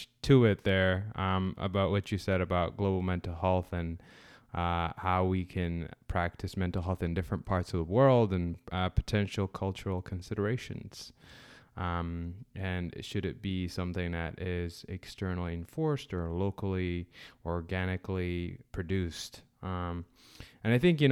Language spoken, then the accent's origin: English; Sudan; moved away; I'm originally from Sudan